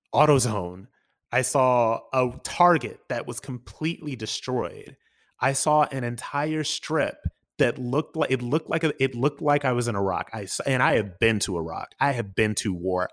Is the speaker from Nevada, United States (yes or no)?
no; Akron, Ohio, United States; my hometown, Akron, Ohio